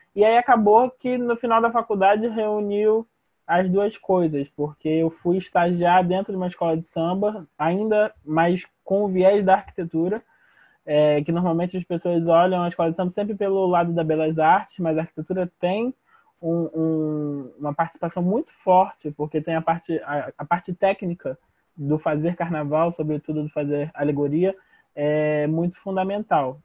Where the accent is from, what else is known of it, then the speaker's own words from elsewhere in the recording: Rio de Janeiro, Brazil; sou de Ramos, sou morador da Leopoldina